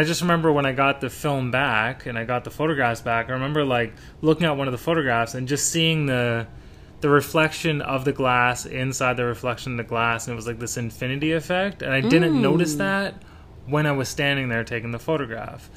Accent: Toronto, Ontario, Canada; moved away as an adult; also born or lived in Asia; I was born in Toronto

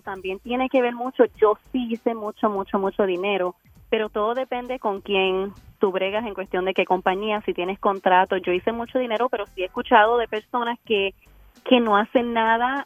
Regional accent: Puerto Rico; yo sí me crié bastante pobre en Puerto Rico

